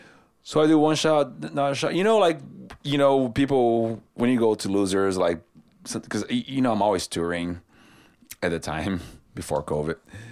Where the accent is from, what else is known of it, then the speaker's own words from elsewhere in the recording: Brazil; now in Nashville, United States; I'm from Brazil